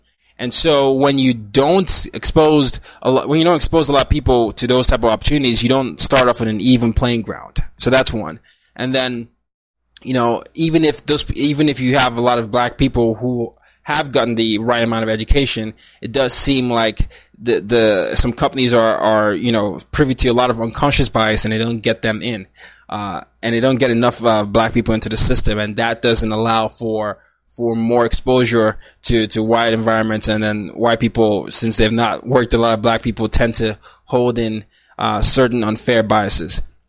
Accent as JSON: {"language": "English", "region": "Lagos", "country": "Nigeria", "tie": "born or raised there", "lives_now": "New York City, United States", "said": "it reminds me of my hometown, Lagos, Nigeria, where it's very crowded, it's busy, there's even some dirt all over the place"}